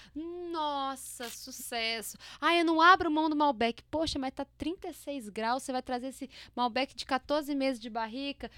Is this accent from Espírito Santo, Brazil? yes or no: yes; interior of Espírito Santo, Brazil; A gente é do interior do estado do Espírito Santo.